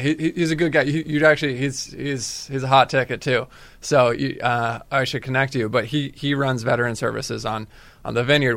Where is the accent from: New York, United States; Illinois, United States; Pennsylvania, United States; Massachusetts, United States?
Massachusetts, United States; Falmouth; I'm from Falmouth.